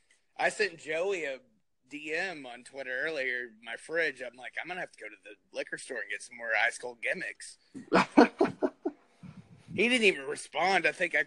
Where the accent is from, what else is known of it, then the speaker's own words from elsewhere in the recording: New Jersey, United States; now in Arkansas, United States; I grew up drinking that in New Jersey.